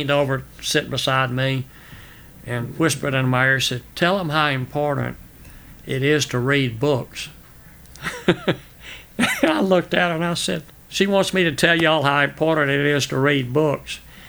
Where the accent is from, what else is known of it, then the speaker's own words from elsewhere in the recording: Homer, Louisiana, United States; also born or lived in New Orleans, Louisiana; I grew up on the farm, and then when I moved to Homer, Louisiana, we lived on the outskirts of town